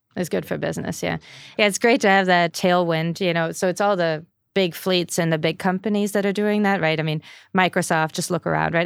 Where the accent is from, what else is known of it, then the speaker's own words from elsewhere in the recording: Germany; moved away; I'm from Germany